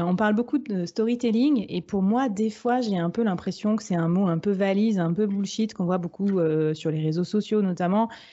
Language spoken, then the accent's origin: French; France; chez nous en France